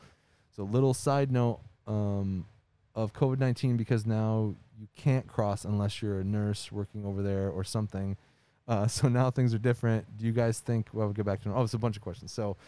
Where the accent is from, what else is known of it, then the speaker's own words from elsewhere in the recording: Ontario, Canada; I am a Canadian fella living in the outskirts of Windsor and crossed the border into Michigan quite a bit.